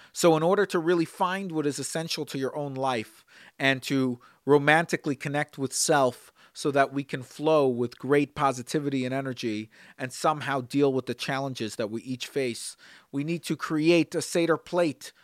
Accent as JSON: {"language": "English", "town": "Brooklyn", "region": "New York", "country": "United States", "tie": "born or raised there", "said": "Growing up in Brooklyn, I watched my father and before my grandfather, the way they would line these matzahs"}